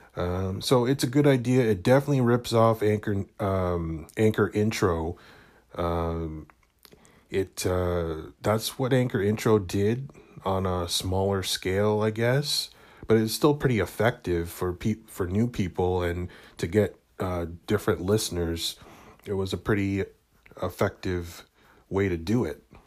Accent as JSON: {"language": "English", "country": "Canada", "tie": "born or raised there", "said": "being Canadian, um, being, growing up in a predominantly white neighborhood, white city"}